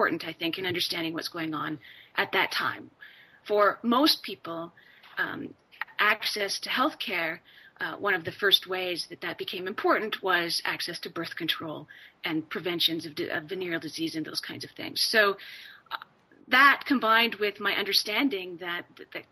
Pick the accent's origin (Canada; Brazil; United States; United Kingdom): Canada; I'm an immigrant kid, and though I was born in Canada.